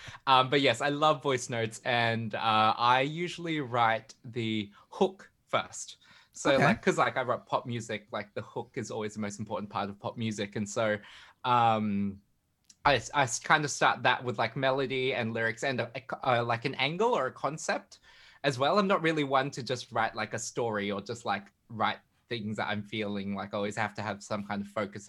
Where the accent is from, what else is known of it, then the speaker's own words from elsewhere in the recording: Brisbane, Queensland, Australia; moved away as an adult; also born or lived in Melbourne / London; I was born in Brisbane. And whenever I'm in Australia, I live in Melbourne.